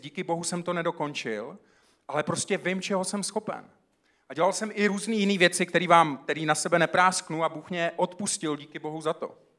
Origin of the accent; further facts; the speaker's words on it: South Moravian Region, Czechia; Já jsem vyrůstal na Jižní Moravě